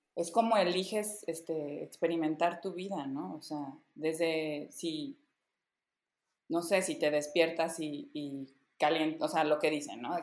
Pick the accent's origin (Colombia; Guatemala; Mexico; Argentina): Mexico; Veracruz; yo crecí en provincia, yo crecí en Veracruz